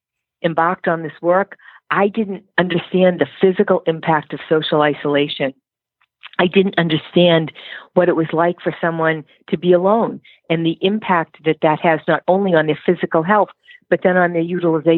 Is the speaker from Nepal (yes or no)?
no; Ireland; I'm Irish